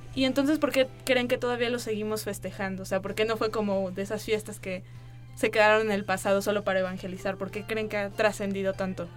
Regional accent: Mexico; podemos decir como mexicanos

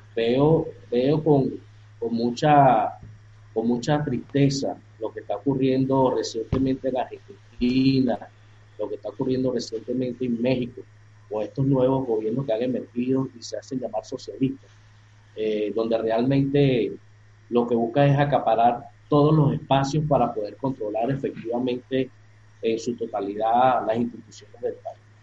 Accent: Venezuela; en mi país aquí en Venezuela

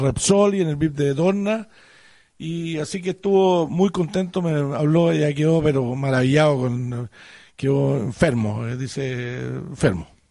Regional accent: Chile; como buenos chilenos

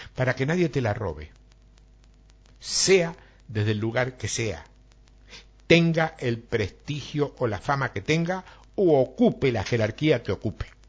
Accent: Argentina; somos exagerados los argentinos

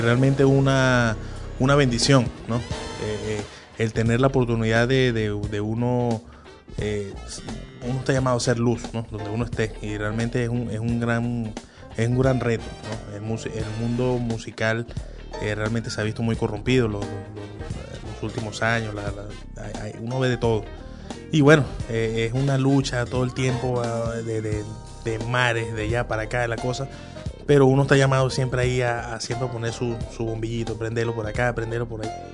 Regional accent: Punto Fijo, Falcón, Venezuela; moved away as an adult; now in Caracas, Venezuela; no soy de aquí, soy de Punto Fijo, de, de, de Falcón.

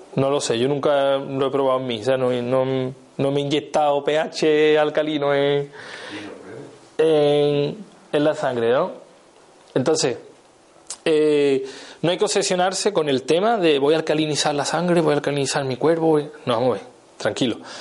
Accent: Seville, Andalusia, Spain; soy de Sevilla, a mí la, C me, cuesta

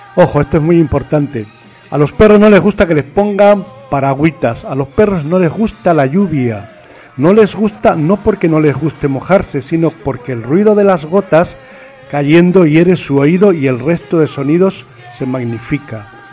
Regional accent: La Serena, Coquimbo, Chile; now in Spain; es de mi pueblo, de la provincia de Coquimbo, en La Serena, Chile.

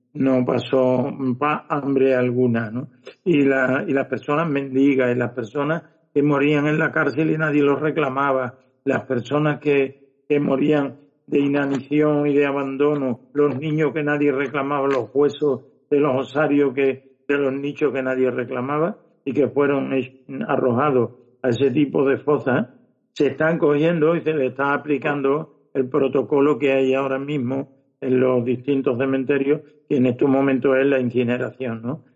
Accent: Fuentes de Andalucía, Andalusia, Spain; Fuente Fuentes de Andalucía, que es de donde yo soy

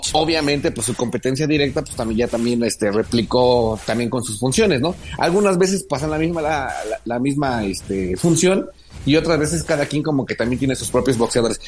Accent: Mexico; nos identifica como mexicanos en el extranjero

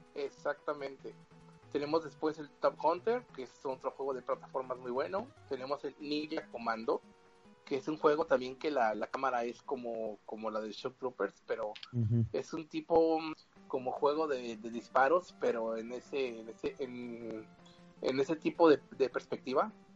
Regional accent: Mexico

